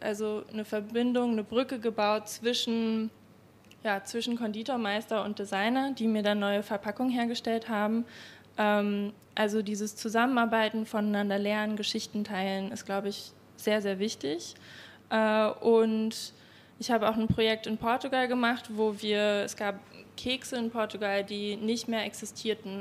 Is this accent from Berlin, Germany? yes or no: yes; Berlin, Germany; ich komme aus Berlin, ich bin keine Wienerin und als Berlinerin in Wien irgendwie aufzutauchen